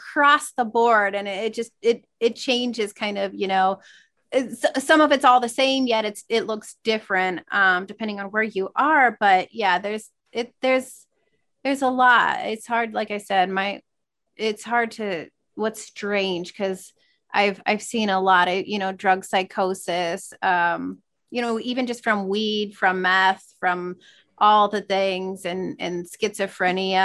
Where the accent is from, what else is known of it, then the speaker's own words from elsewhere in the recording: small town in Iowa, United States; also born or lived in New York; now in Des Moines, United States; small town that I grew up